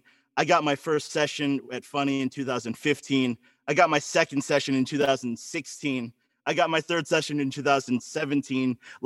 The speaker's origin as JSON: {"language": "English", "region": "Florida", "country": "United States", "tie": "born or raised there", "said": "I was born in Florida, you know, like the dangly part of America."}